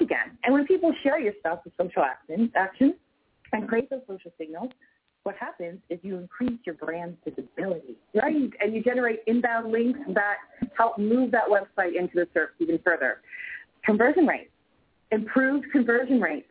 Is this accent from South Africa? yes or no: no; Canada; I'm Canadian